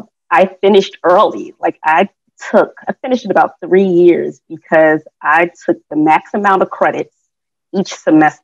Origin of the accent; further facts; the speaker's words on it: Newark, New Jersey, United States; born and bred in Newark, New Jersey. So I got to represent for the Brick City